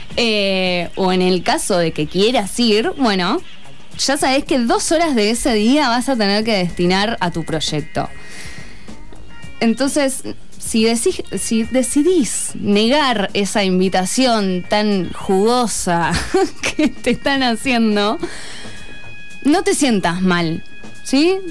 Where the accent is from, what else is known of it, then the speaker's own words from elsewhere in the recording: Buenos Aires, Argentina; moved away; Yo soy de Buenos Aires, mi familia está allá